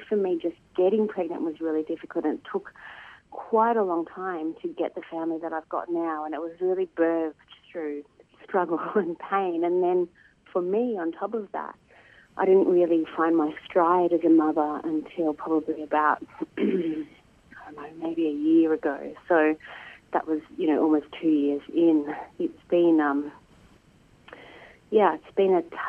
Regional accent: Melbourne, Victoria, Australia; I'm from Melbourne and I'm a Wadawurrung

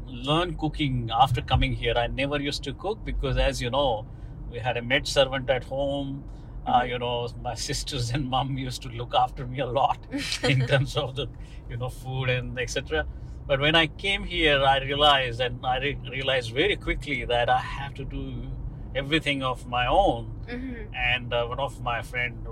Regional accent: India; English is a second language; moved away as an adult; now in Australia; I'm originally from India

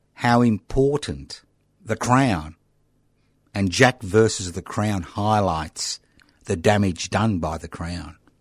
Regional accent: Australia; I was bloody born in this country over seventy years ago

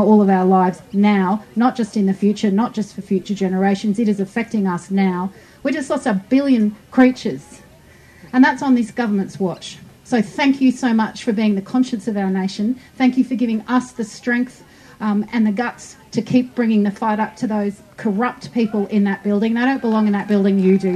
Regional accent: Queensland, Australia; I'm from Queensland

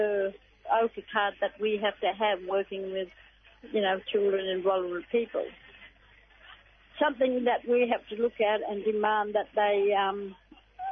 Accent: Alice Springs, Northern Territory, Australia; We came from Alice Springs.

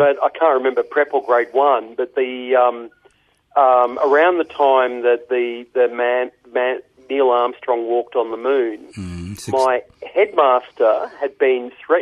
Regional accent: Mildura, Victoria, Australia; born or raised there; also born or lived in Ararat, Victoria

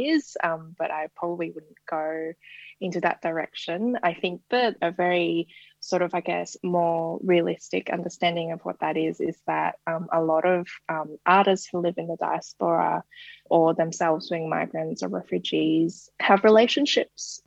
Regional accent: Hong Kong; moved away as an adult; now in Australia; I was born and raised in Hong Kong and I lived there half my life and actually came here as an international student and sort of just stayed after

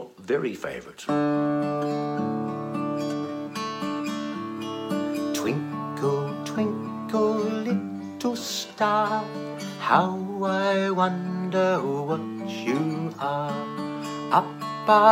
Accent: Australia; I'm an Australian children's singer and songwriter

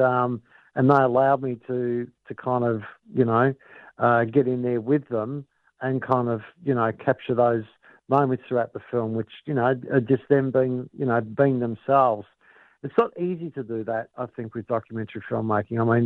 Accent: Brunswick, Victoria, Australia; I grew up in Brunswick, and without giving away my age, but I grew up in Brunswick, you know, kind of during the 70s and the 80s.

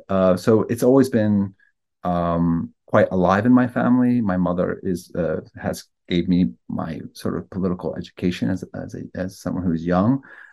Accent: Pennsylvania, United States; now in Virginia, United States; And I was raised in Lenape Lapé land in the state now known as Pennsylvania.

